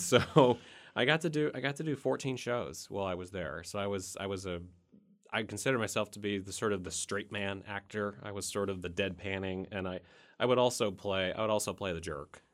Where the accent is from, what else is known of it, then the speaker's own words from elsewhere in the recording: Bolivar, Missouri, United States; now in Warrensburg, United States; I'm originally from Bolivar, Missouri